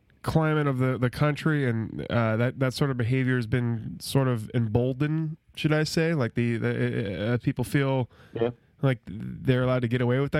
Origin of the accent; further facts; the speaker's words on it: the South, United States; we're all from the South.